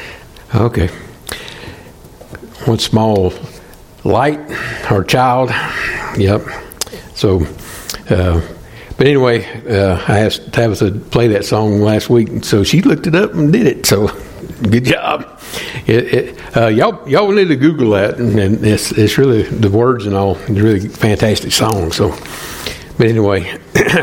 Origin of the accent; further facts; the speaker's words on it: the South, United States; moved away as an adult; also born or lived in Atlanta; I'm from the South